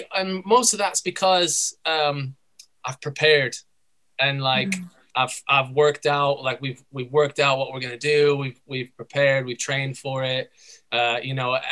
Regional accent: United States; moved away as an adult; now in United Kingdom; Originally, I'm from the United States.

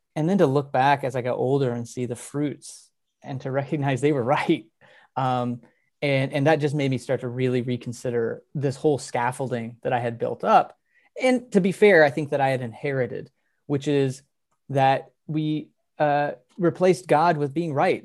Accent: Texas, United States; growing up in Texas

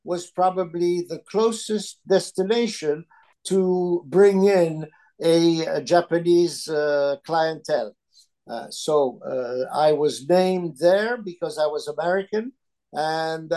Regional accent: Alexandria, Alexandria Governorate, Egypt; first language Italian; English is a second language; moved away; also born or lived in Philadelphia, United States; I was born and raised in Egypt, so I speak Arabic.

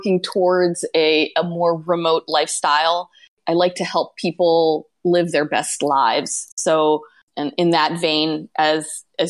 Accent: Pennsylvania, United States; moved away as an adult; also born or lived in New York City / Florida; now in Tokyo, Japan; I grew up in Pennsylvania and went to university in New York City and moved down to Florida to work at a newspaper

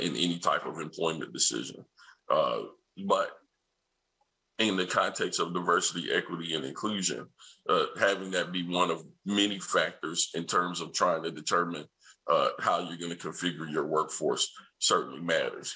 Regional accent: Nashville, Tennessee, United States; I'm from Nashville, Tennessee, and I grew up watching one of my favorite programs, which is Hee Haw

